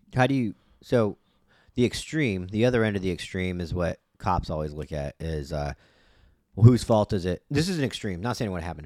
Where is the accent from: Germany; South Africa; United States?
United States; as an American